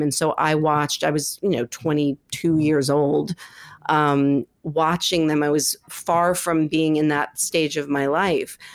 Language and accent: English; New York City, New York, United States; I grew up here in New York City